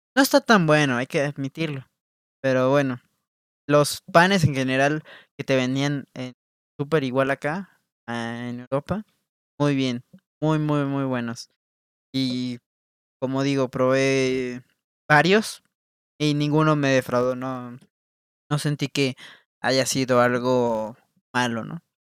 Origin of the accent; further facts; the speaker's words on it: Mexico; como mexicano